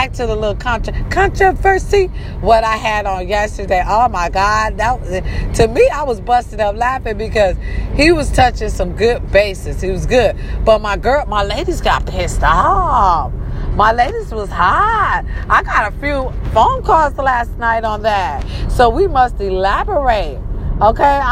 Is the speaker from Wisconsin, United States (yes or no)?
yes; Racine, Wisconsin, United States; born or raised there